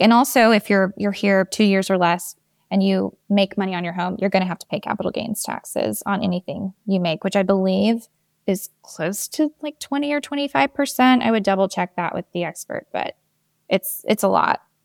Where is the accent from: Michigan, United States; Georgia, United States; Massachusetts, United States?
Georgia, United States; also born or lived in New York; now in Atlanta, United States; I'm from Georgia. I grew up about an hour and a half away from Atlanta